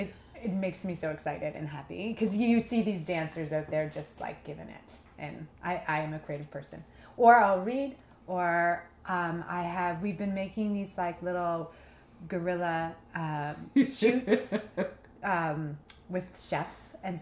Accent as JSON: {"language": "English", "town": "Bayside", "region": "Ontario", "country": "Canada", "tie": "born or raised there", "said": "in Bayside, so that's just a little bit north of Prince Edward County, in between Trenton and Belleville."}